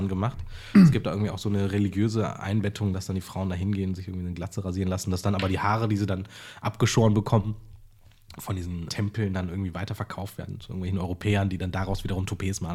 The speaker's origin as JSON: {"language": "German", "region": "Berlin", "country": "Germany", "tie": "born or raised there", "also_born_or_lived": "Jaffna, Sri Lanka", "said": "Ich bin ja. halt mit sechs Monaten hier hingekommen und bin hier aufgewachsen"}